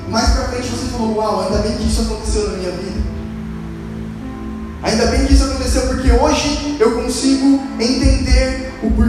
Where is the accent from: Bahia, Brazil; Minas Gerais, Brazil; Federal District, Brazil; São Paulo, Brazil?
São Paulo, Brazil; Santo André; Eu já mudei duas ou três vezes. Vim de Santo André para Atibaia, de Atibaia para Bragança e de Bragança eu voltei para Santo André.